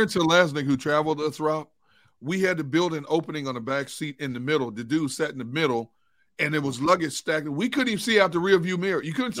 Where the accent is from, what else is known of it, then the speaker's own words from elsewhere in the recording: Wisconsin, United States; now in Philadelphia, United States; I'm from Wisconsin. I've grown up cold.